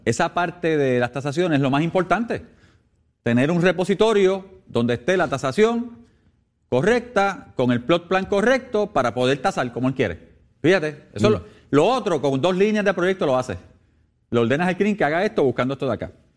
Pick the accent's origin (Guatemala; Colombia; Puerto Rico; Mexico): Puerto Rico; como puertorriqueño